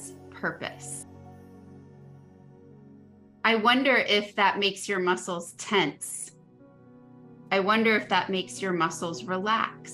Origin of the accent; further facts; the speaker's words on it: Northeast, United States; I grew up in the Northeast